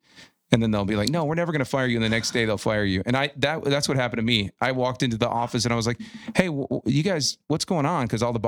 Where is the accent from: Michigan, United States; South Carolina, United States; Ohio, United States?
Michigan, United States; Detroit; I'm from Detroit.